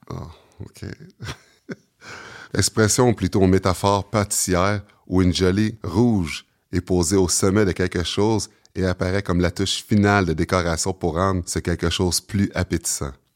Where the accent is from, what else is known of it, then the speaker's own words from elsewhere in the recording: Sorel-Tracy, Quebec, Canada; also born or lived in Montreal; je suis né à Montréal, mais j'ai grandi à Sorel